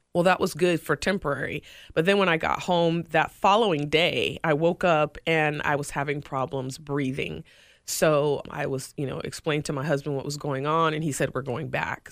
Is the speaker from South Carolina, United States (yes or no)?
yes; Greenville, South Carolina, United States; now in Tampa, United States; my hometown ECHL team, the Greenville Swamp Rabbits.